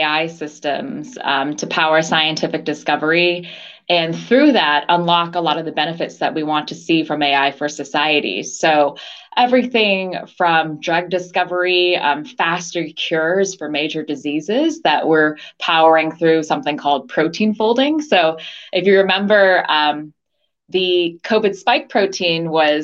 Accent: outside of New York City, United States; moved away as an adult; also born or lived in Los Angeles, United States / Washington, D.C., United States / San Francisco Bay Area, United States / Taiwan (parents); now in London, United Kingdom; I was born in LA. My parents were immigrants from Taiwan, and they were graduate students in LA, but grew up largely outside of New York City.

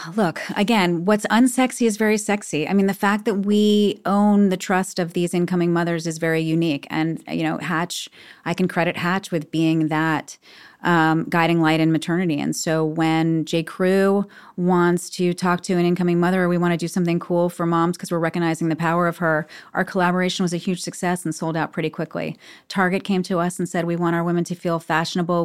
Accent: New York City, New York, United States; I was born on eighty-eighth Street. I, I grew up on eighty-eighth Street

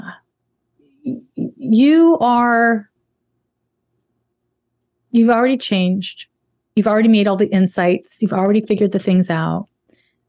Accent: Canada; I'm Canadian.

